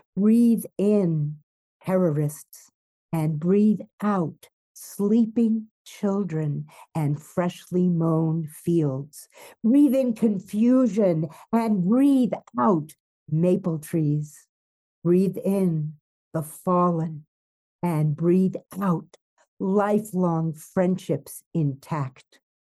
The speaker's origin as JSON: {"language": "English", "town": "New York City", "region": "New York", "country": "United States", "tie": "born or raised there", "moved": "yes", "lives_now": "Mexico", "said": "I grew up in New York City"}